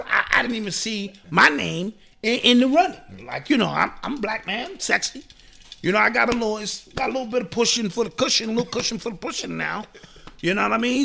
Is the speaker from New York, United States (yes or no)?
yes; New York City, New York, United States; I grew up in that era. I'm from New York City